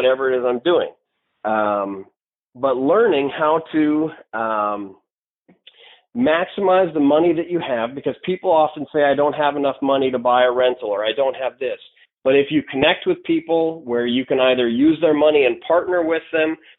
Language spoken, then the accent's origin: English; North Dakota, United States; I'm from North Dakota, where okay. We're about as conservative as it gets